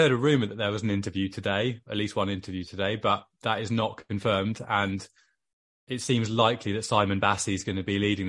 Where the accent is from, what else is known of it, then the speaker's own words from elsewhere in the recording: Wales, United Kingdom; accent: Welsh; I obviously sound extremely Welsh, but yeah, the Welsh blood in me is very loyal to my man, Joe.